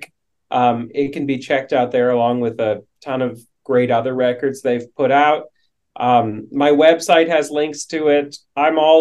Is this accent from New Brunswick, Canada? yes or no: no; Vancouver, British Columbia, Canada; I'm from Vancouver